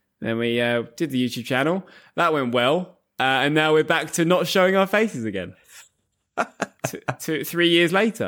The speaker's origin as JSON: {"language": "English", "region": "England", "country": "United Kingdom", "said": "Like, as another example, I'm from England. If I said something like, we have the best football league in the world, that would be a biased thing to say because I'm from England."}